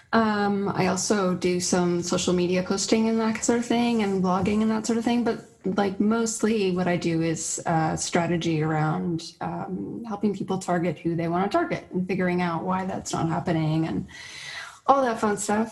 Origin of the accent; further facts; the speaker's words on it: Toronto, Ontario, Canada; now in St. Catharines, Canada; I'm from Toronto.